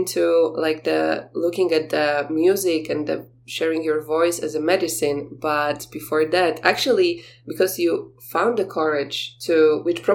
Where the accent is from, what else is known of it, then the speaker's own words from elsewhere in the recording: Poland; I told you that I'm from Poland